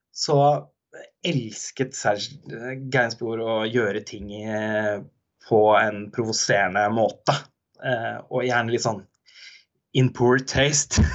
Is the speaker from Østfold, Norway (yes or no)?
yes; Halden, Østfold, Norway; moved away; min hjemby